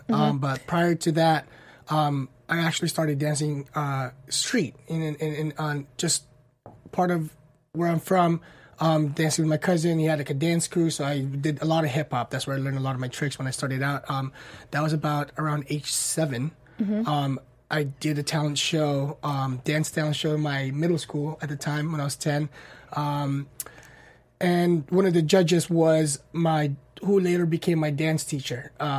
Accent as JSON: {"language": "English", "country": "Guam", "tie": "born or raised there", "moved": "as an adult", "lives_now": "Los Angeles, United States", "said": "So I grew up in Guam. I was there when I was 10, and then I moved to LA when I was 19."}